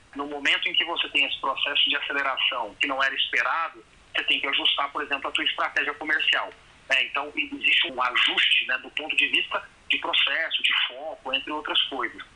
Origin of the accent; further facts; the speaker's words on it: Brazil; A gente, como brasileiro